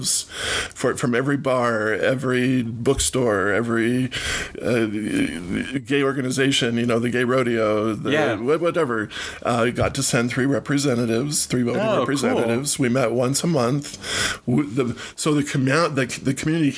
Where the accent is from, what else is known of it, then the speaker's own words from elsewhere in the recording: Syracuse, Utah, United States; I was born in Syracuse, Utah, which is 40 miles north here of Salt Lake